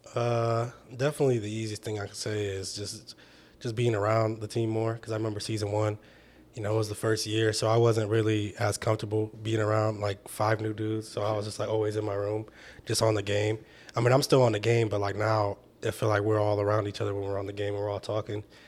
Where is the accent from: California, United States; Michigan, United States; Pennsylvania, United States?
Michigan, United States; I was from Michigan